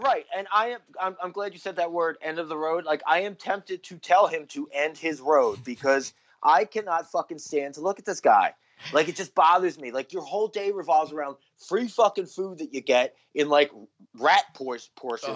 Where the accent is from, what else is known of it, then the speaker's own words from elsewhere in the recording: New Jersey, United States; moved away as an adult; also born or lived in Philadelphia, Pennsylvania; I was actually born in Philadelphia, and I think raised there till I was like eight or nine, and then I moved to Jersey till I was eighteen